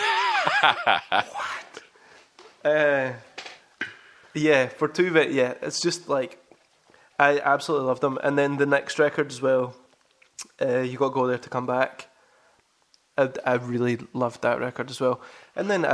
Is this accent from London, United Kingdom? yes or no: no; Kilmarnock, Scotland, United Kingdom; I was growing up in Kilmarnock